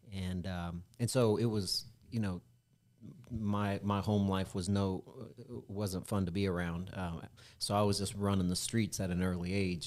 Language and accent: English; Independence, Missouri, United States; when I was growing up in Independence, Missouri, in the, in the late eighties, early nineties